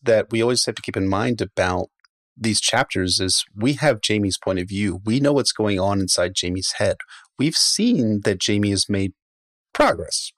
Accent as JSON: {"language": "English", "town": "Baltimore", "region": "Maryland", "country": "United States", "said": "I'm, I'm from Baltimore"}